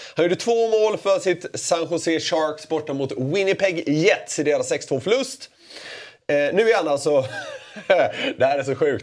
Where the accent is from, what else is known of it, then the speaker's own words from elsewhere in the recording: Gothenburg, Västra Götaland, Sweden; som göteborgare